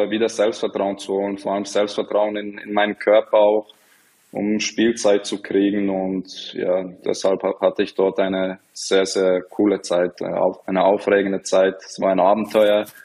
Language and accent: German; Bern, Switzerland; ich bin in der Stadt aufgewachsen, in, in Bern